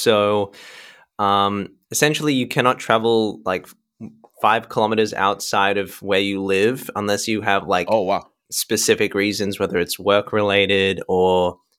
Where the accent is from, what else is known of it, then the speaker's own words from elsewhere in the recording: Sydney, New South Wales, Australia; So I was born in Sydney, Australia, and I've grown up here my whole life.